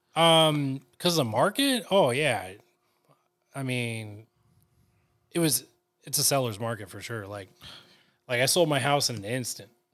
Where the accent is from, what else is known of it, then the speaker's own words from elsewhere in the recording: California, United States; also born or lived in National City, California; I've lived in California my whole life